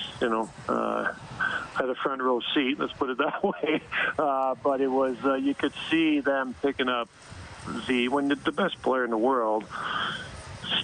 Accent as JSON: {"language": "English", "town": "Montreal", "region": "Quebec", "country": "Canada", "said": "I'm from Montreal, so I had my parents, all my friends there"}